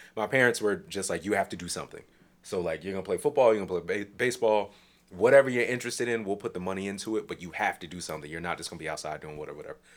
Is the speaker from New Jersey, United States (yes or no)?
yes; New Jersey, United States; I'm from New Jersey.